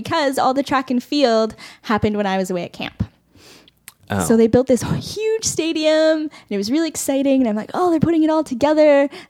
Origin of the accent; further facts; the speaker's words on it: Canada; And we're Canadian. It's like ingrained in our body.